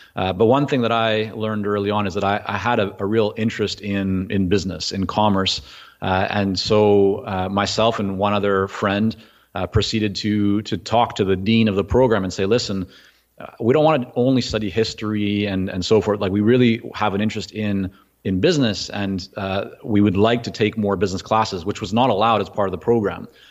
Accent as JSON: {"language": "English", "town": "Vancouver", "region": "British Columbia", "country": "Canada", "tie": "born or raised there", "also_born_or_lived": "Toronto, Canada / Israel", "second_language": "English", "said": "at about six and a half, I landed in Vancouver, didn't speak English"}